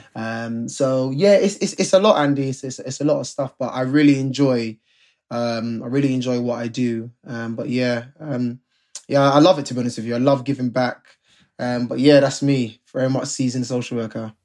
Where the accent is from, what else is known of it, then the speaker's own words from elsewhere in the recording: London, United Kingdom; Me and Rob are both Londoners. We're both from the Ends